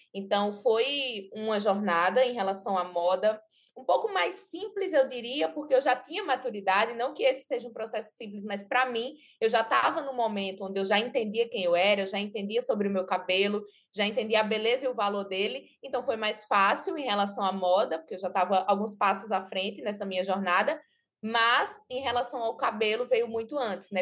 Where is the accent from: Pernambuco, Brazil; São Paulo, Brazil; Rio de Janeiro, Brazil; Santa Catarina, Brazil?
Pernambuco, Brazil; Belo Jardim; Eu morava na cidade do interior, eu nasci em Belo Jardim, que é uma cidade bem pequena aqui de Pernambuco, então, eu morava na casa dos meus pais